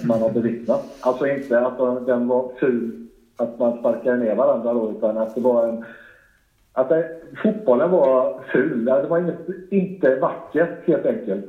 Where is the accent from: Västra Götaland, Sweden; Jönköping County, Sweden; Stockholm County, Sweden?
Jönköping County, Sweden; Habo; jag själv kommer ju härifrån trakterna. Jag kommer från Habo